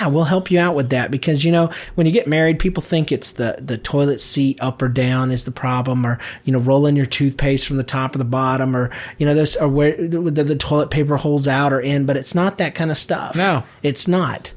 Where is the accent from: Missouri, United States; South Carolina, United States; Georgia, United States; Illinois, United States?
Georgia, United States; We're all from Georgia